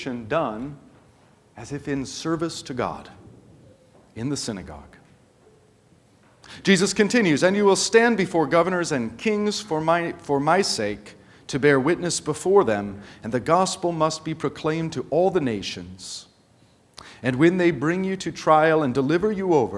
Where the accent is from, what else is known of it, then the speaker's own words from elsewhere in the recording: United States; as an American church